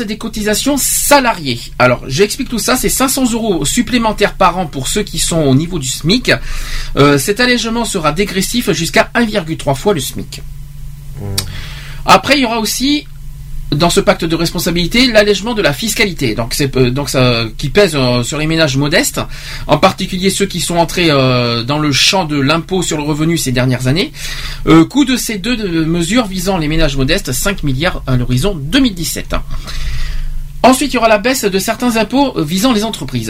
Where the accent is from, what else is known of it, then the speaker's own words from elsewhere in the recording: Bordeaux, Nouvelle-Aquitaine, France; en tant que Bordelais, en tant que Bordeaux